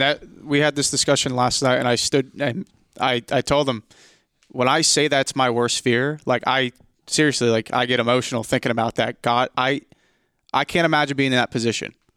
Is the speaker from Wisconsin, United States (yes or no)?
no; New Jersey, United States; I'm from New Jersey, the tri-state area.